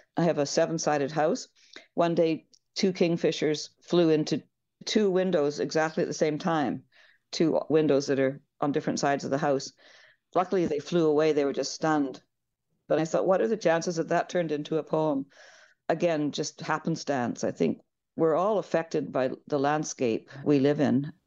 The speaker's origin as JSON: {"language": "English", "town": "Victoria", "region": "British Columbia", "country": "Canada", "tie": "born or raised there", "also_born_or_lived": "Ireland", "moved": "as an adult", "lives_now": "Haida Gwaii, Canada", "said": "I grew up on Vancouver Island"}